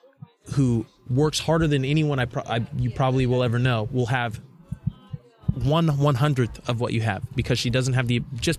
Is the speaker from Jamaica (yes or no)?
no; Nigeria; because I'm Nigerian, right? So I traveled to Nigeria when I was, I think, was it 7 or 8 years old.